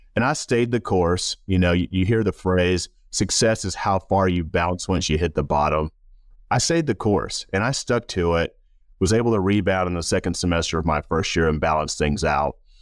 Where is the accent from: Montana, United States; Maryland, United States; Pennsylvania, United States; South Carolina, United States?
South Carolina, United States; Rock Hill; I grew up in Rock Hill, South Carolina, known as the Thrill, sometimes Football City, U S